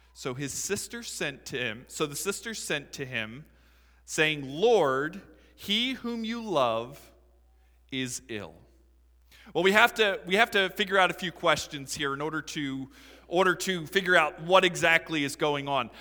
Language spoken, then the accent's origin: English; Philadelphia, Pennsylvania, United States; I'm from Philadelphia